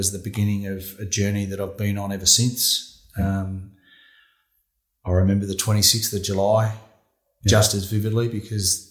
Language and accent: English; Warrnambool, Victoria, Australia; also born or lived in New Zealand; spent 14 years growing up in Warrnambool. It was a great place to grow up and I had a really good childhood